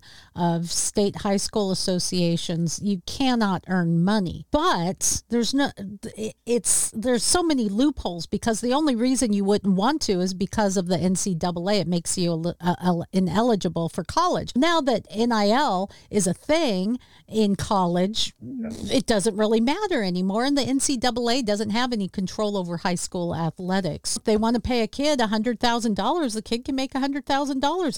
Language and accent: English; Seattle, Washington, United States; my hometown